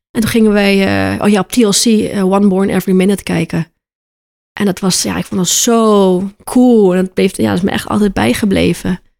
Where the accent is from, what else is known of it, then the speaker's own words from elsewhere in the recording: Aruba; moved away as an adult; now in Netherlands; ja, ik kom uit Aruba en ik ben nu 10 jaar in Nederland, woon ik nu.